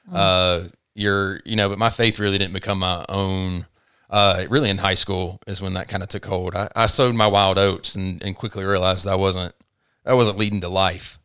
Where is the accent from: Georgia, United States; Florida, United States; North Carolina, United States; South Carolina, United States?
Georgia, United States; Tifton; moved away as an adult; also born or lived in Chattanooga, Tennessee; now in Rome, United States; I grew up in Tifton, Georgia